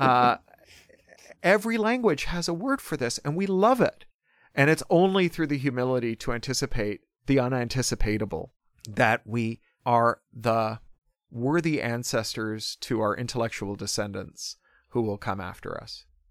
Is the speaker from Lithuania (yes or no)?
no; Toronto, Ontario, Canada; born or raised there